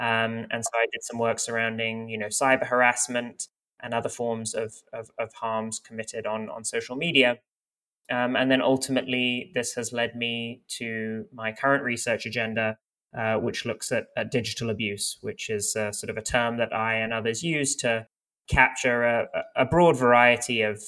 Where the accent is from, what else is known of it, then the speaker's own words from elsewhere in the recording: France; also born or lived in United Kingdom; now in United States; I'm kind of from all over the place. I was born in the United Kingdom, but I have family from Lebanon, and many of them live in France, where I also sort of partly grew up.